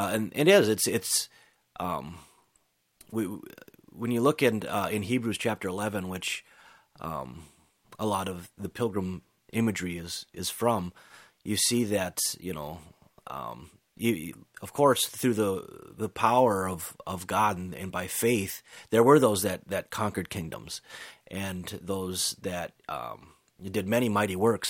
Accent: United States; us growing up in America

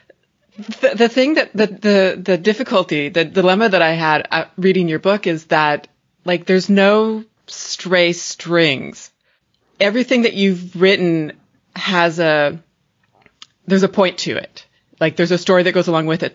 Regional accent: Leavenworth, Washington, United States; I grew up in Leavenworth, Washington.

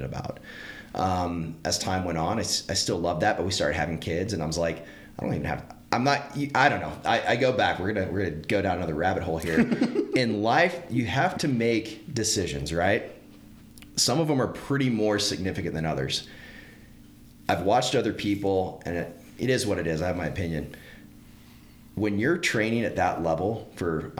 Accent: Northeast Texas, United States; as a kid growing up in Northeast Texas

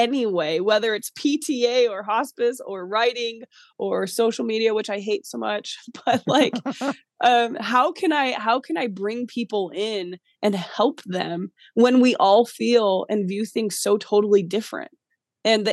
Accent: New York, United States; being a New Yorker and being raised that way

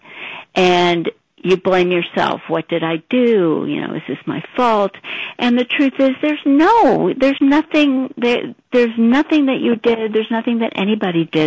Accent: St. Louis, Missouri, United States; I grew up in St. Louis and had lived there all my life

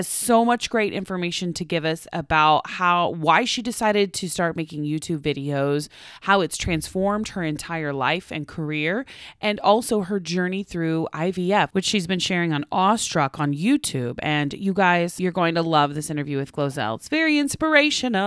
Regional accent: Oklahoma, United States; now in Los Angeles, United States; where I'm from Oklahoma, we take the turkey neck and you make it into giblets and gravy

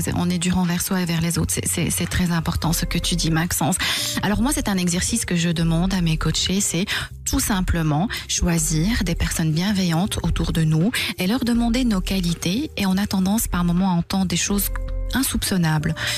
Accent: Belgium; chez nous en Belgique

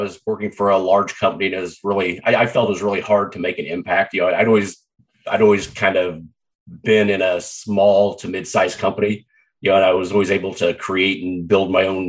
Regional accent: Southeast Kansas, United States; also born or lived in Canada; now in Dana Point, United States; Was born and raised in Southeast Kansas

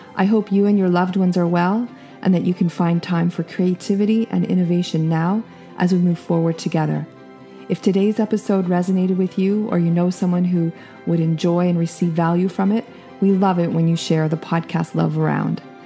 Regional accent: Canada; as the Canadian in the conversation

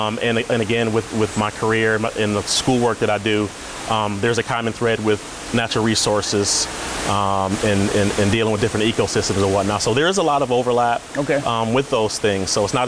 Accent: Jackson, Michigan, United States; now in Dearborn, United States; I am from Jackson, Michigan originally. Now I'm in Dearborn, Michigan, which is just outside of Detroit.

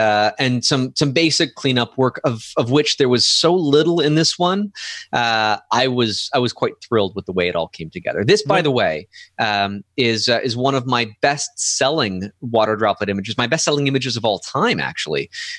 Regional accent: Canada; Doncom.ca and skycrystals.ca.ca, because I'm Canadian.

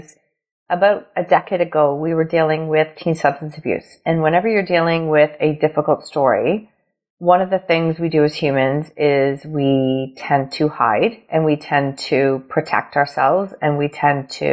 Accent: Ontario, Canada; I am from Ontario, Canada

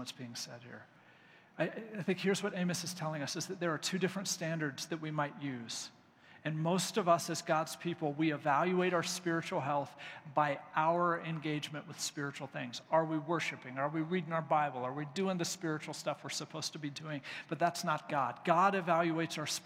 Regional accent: United States; as American believers

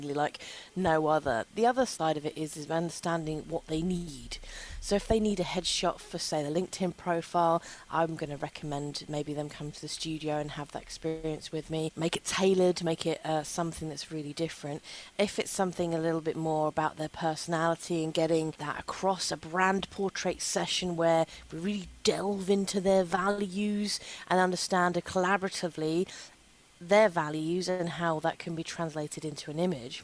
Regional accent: London, United Kingdom; I grew up in London

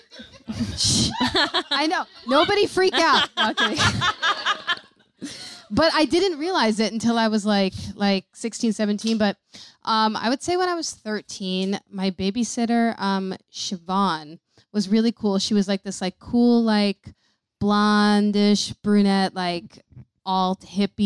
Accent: New York City, New York, United States; I grew up in New York City

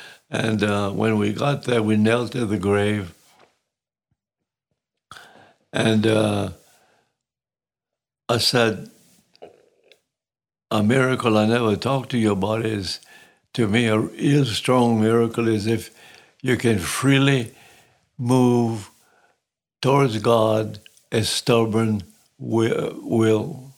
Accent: Sicily, Italy; As a little boy growing up in Sicilia, I just decided it was something I wanted to do.

